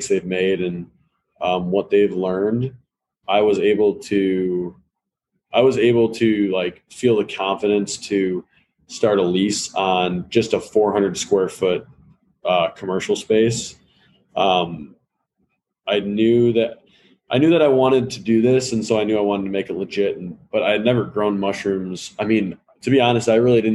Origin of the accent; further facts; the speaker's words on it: Hoffman Estates, Illinois, United States; I grew up in Hoffman Estates, so northwest suburbs of Chicago